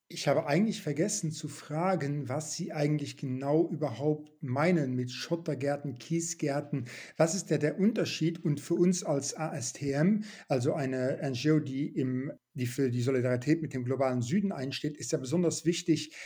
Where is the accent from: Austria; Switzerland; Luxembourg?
Luxembourg; moved away; in Luxemburg, wo ich aufgewachsen bin